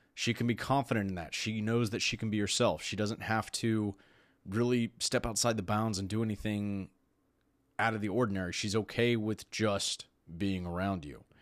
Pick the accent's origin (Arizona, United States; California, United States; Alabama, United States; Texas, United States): Texas, United States; I'm from Texas.